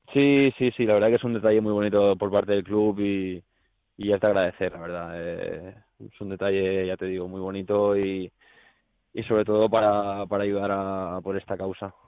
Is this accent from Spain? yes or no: yes; Barcelona, Catalonia, Spain; moved away as an adult; also born or lived in Miranda de Ebro; now in Valencia, Spain; soy de Barcelona